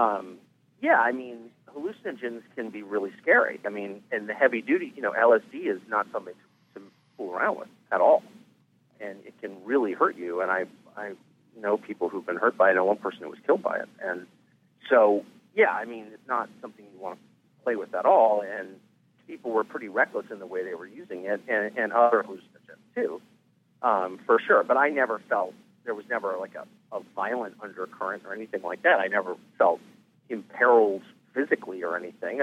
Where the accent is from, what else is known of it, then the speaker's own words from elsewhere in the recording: California, United States; I grew up in California